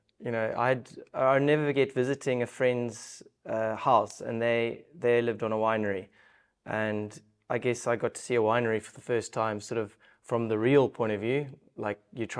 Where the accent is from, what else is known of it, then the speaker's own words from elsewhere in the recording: Stellenbosch, Western Cape, South Africa; Especially growing up in the Stellenbosch region.